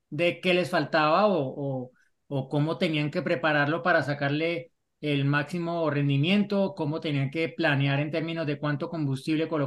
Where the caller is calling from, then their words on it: Mexico City, Mexico; Hola, formuleros … de la Ciudad de México.